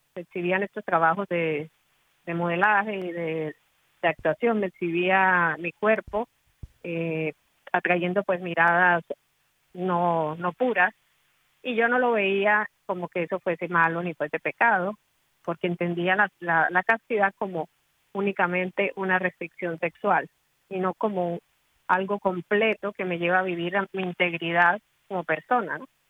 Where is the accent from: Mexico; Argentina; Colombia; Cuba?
Colombia; soy de Colombia